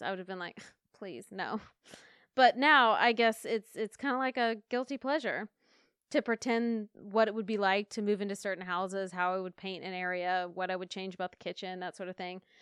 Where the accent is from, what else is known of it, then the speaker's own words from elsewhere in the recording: Asheville, North Carolina, United States; my hometown in Asheville, North Carolina